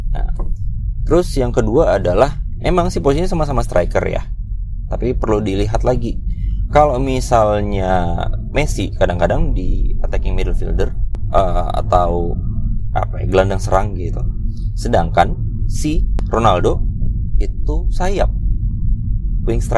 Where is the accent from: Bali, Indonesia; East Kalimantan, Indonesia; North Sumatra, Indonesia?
East Kalimantan, Indonesia; Samarinda; moved away as an adult; startup di kotaku di Samarinda kemudian setelah itu di 2016 ya karena aku waktu itu eh, 2015 tuh lulus S1 2016 tuh ada kesempatan buat jadi asdos uh, di kampus lain